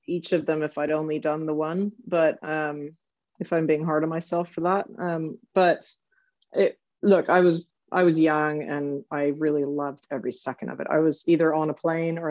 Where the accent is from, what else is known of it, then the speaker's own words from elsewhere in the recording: Southern California, United States; now in Lexington, Kentucky, United States; I grew up in Southern California